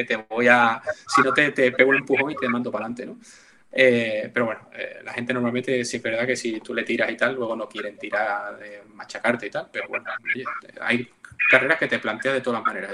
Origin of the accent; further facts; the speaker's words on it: Seville, Andalusia, Spain; yo soy de Sevilla